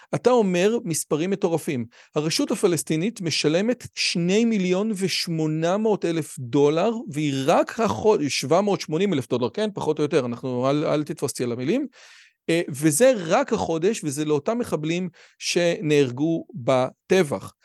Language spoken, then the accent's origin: Hebrew; Israel; אני באמת מנסה כישראלי